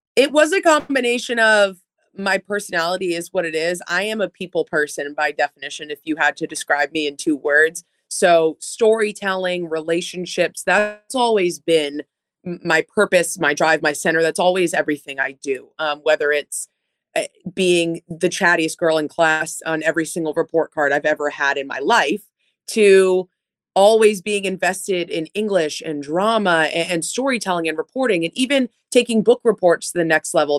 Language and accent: English; Metro Boston, Massachusetts, United States; also born or lived in New Jersey; I was raised in Metro Boston on the Marathon Line